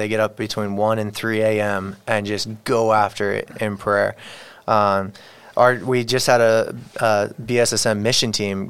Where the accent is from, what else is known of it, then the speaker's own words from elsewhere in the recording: Mexico; I'm not welcome in my home community, my home country. Mexico doesn't want me.